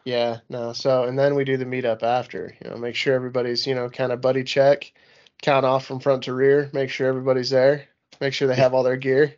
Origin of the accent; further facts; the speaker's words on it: Utah, United States; moved away as an adult; I'm born and raised in Utah. I've been here for way too long